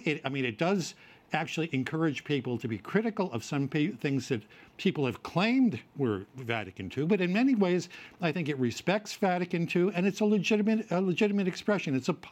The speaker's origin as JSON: {"language": "English", "region": "Virginia", "country": "United States", "tie": "born or raised there", "said": "my home state of Virginia"}